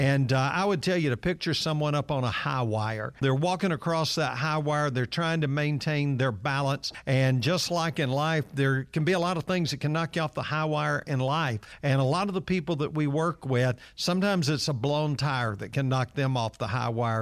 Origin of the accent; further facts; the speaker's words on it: Atlanta, Georgia, United States; I'm one of those kids that grew up in downtown Atlanta, and I grew up right on Marietta Street